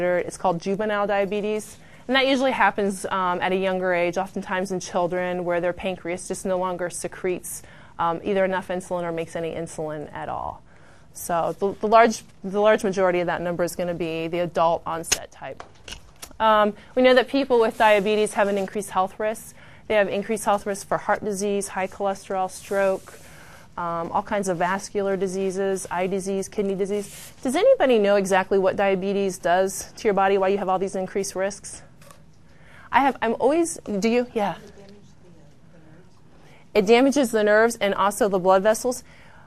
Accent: Findlay, Ohio, United States; I'm from Findlay, Ohio, so Bowling Green's close

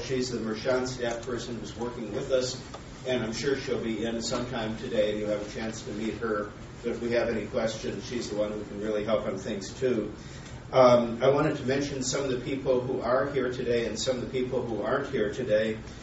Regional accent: Minnesota, United States; I'm from Minnesota

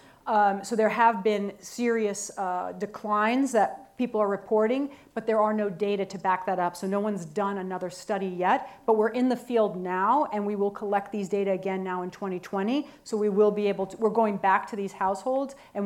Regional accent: United States

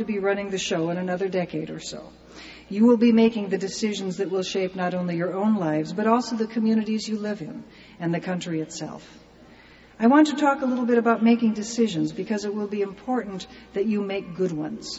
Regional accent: California, United States; I'm from California

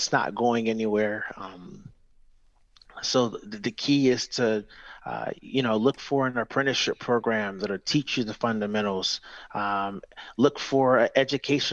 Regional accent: Detroit, Michigan, United States; I grew up in Detroit, Michigan, and went through an apprenticeship program to start

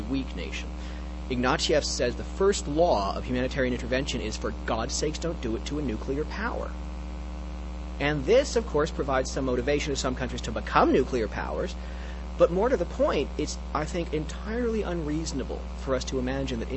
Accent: Canada; I'm actually a Canadian, so I grew up in a wholly owned subsidiary of the U.S.

